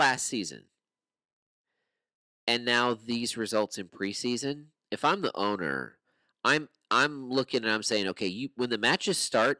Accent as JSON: {"language": "English", "region": "Minnesota", "country": "United States", "tie": "born or raised there", "said": "I'm from Minnesota, born and raised."}